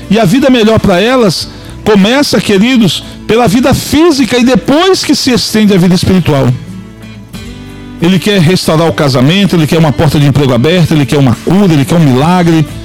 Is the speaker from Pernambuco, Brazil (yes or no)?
no; Pará, Brazil; Então, como eu sou paraense, me chamavam de …